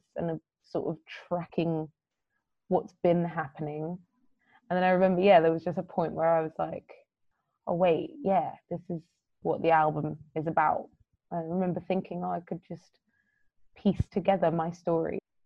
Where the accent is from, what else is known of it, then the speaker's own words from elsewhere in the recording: London, United Kingdom; as a young girl, basically growing up in London